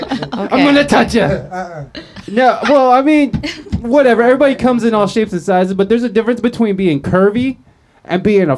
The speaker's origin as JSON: {"language": "English", "region": "Ohio", "country": "United States", "tie": "born or raised there", "moved": "yes", "lives_now": "San Diego, United States", "said": "I'm from Ohio, so we had terrible winters."}